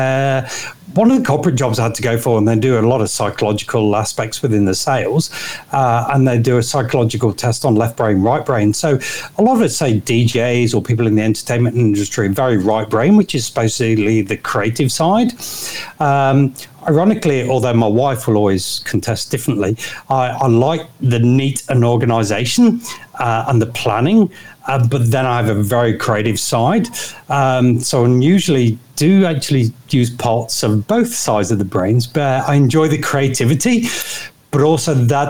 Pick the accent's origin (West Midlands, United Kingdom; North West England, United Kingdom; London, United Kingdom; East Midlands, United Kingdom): East Midlands, United Kingdom; Nottingham; moved away as an adult; now in Hervey Bay, Australia; I'm from Nottingham, so Robin Hood country is the easiest way to describe that.